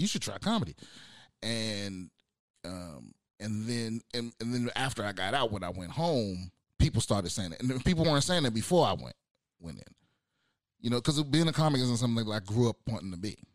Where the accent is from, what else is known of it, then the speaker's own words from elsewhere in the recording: United States; moved away; also born or lived in San Diego; I'm originally from uh, the DMV, D- DC, Maryland, Virginia, that area